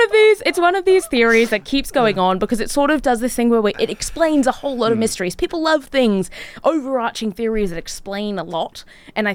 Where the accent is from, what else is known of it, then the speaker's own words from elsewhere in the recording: Gold Coast, Queensland, Australia; Growing up on the Gold Coast